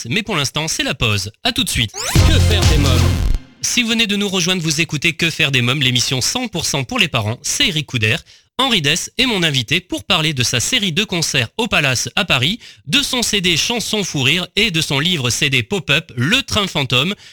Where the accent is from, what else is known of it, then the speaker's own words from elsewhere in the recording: Lausanne, Vaud, Switzerland; J'ai grandi à Lausanne, en Suisse.